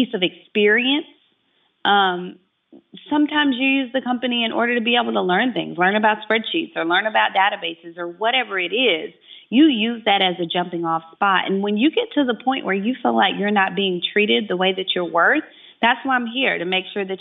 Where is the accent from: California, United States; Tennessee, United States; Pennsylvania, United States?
Tennessee, United States; Chattanooga; I'm here in my hometown in Chattanooga, Tennessee